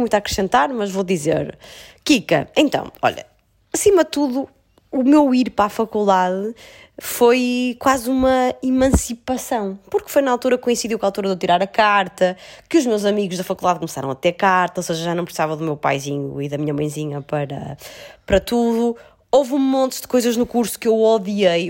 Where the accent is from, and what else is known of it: the North, Norte, Portugal; accent: northern